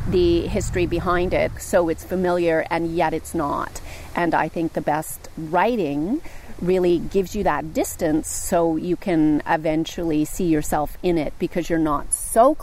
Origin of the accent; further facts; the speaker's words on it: Wellsford, Nova Scotia, Canada; I grew up on the North Mountain, over on the Bay of Fundy and down in the Annapolis Valley, in a place called Turner's Brook, in a farming community called Wellsford